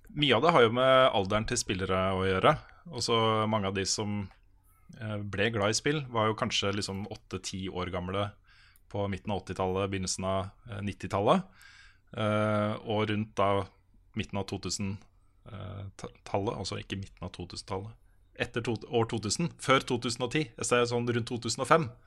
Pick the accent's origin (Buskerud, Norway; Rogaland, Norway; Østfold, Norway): Østfold, Norway; Moss; moved away; Jeg er jo fra Moss